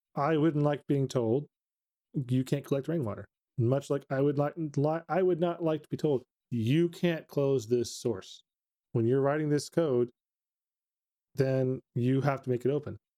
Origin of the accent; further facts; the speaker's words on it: Texas, United States; living in Texas, growing up in Texas